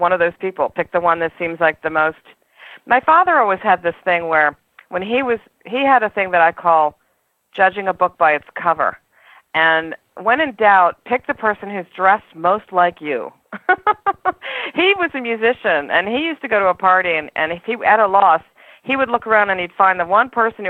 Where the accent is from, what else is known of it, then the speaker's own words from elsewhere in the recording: New York City, New York, United States; I'm a New Yorker